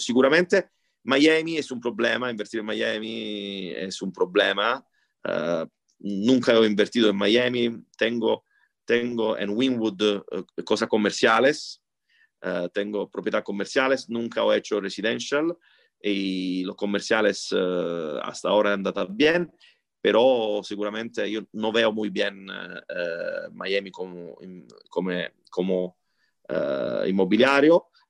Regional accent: Italy; Spanish is a second language; soy italiano

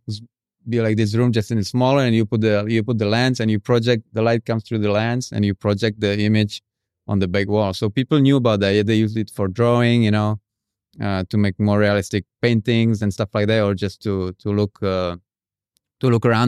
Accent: Prague, Czechia; moved away as an adult; now in Indonesia; I'm from Czech Republic

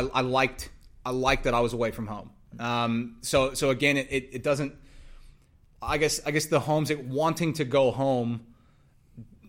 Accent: United States; moved away as an adult; also born or lived in Texas; now in Australia; I'm from the States

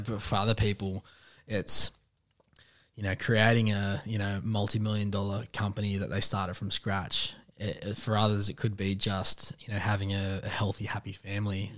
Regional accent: Western Sydney, New South Wales, Australia; I'm a Westie man. I'm from Reedsby

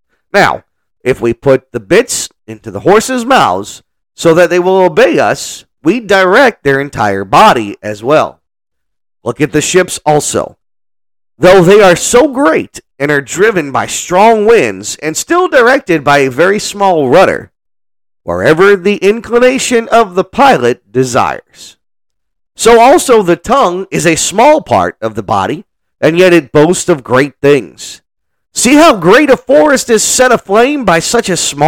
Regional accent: New Orleans, Louisiana, United States; now in Kilgore, United States; I'm from New Orleans

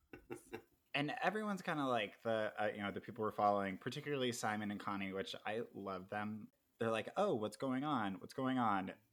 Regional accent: El Dorado Hills, California, United States; I went to high school in El Dorado Hills.

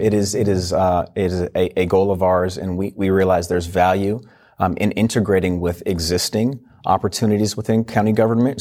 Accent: Washington, United States; moved away as an adult; also born or lived in Virginia; originally from Washington State.

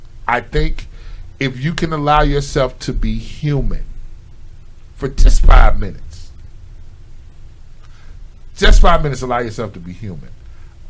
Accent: Chicago, Illinois, United States; I'm from Chicago, but my family base is in Tennessee

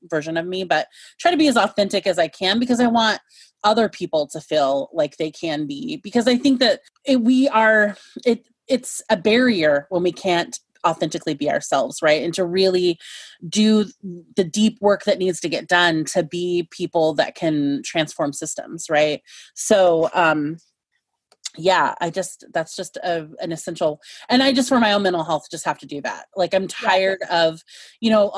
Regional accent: Chinook Multnomah lands, just northwest of Portland, Oregon, United States; I've grown up on Chinook Multnomah lands, just northwest of Portland

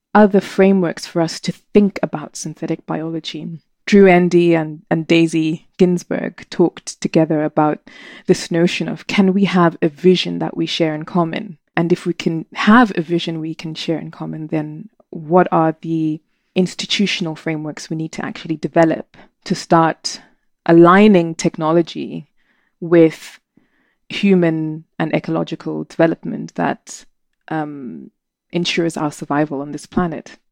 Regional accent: Zimbabwe; moved away as an adult; Zimbabwe. Gosh, I was born soon after independence, five years later. And, uh, I was a born free, and it was an amazing childhood

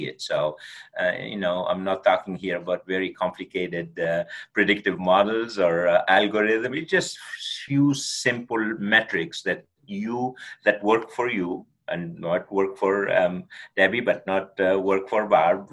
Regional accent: Tunisia; moved away; We grew up in Tunisia, North Africa, and at a very small village, we did not even have electricity

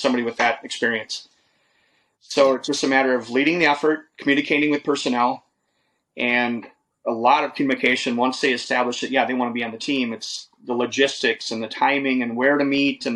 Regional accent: Wisconsin, United States; moved away; my home state of Wisconsin. It's really only 30, 40 miles from where I was born.

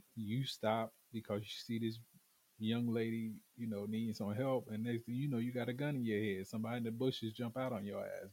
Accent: the South, United States; being a Southerner is you know, us, um, ebony men here in the South

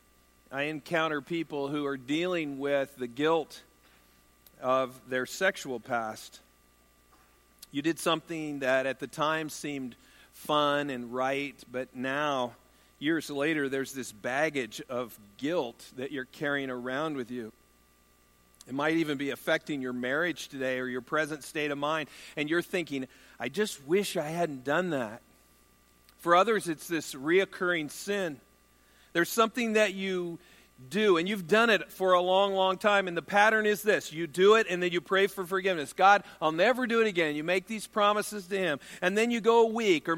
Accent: United States; I'm an American male

